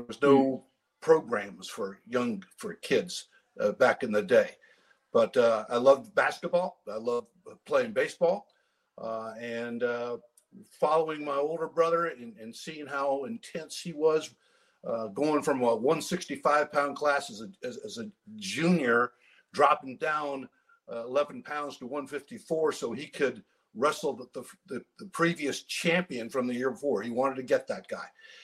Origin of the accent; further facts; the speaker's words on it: Maine, United States; I grew up, I was born in Maine.